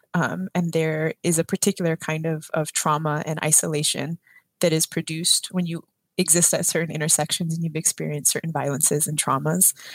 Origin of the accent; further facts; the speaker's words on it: San Antonio, Texas, United States; I grew up on the south side of San Antonio, which is closer to the border with Mexico than it is to Houston